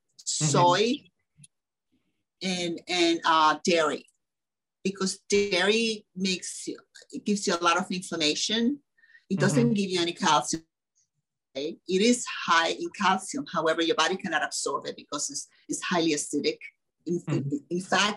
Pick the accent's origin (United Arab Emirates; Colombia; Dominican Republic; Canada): Dominican Republic; moved away; I come from the Dominican Republic, and there was no zero processed food when I was a kid